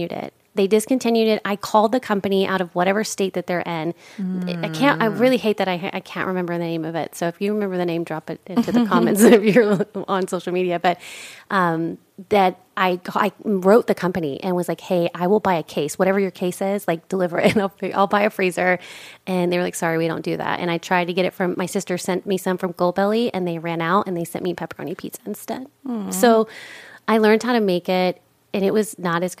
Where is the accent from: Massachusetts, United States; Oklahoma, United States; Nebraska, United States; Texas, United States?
Texas, United States; I'm from Texas. We have, you know, Domino's and like regular pizza.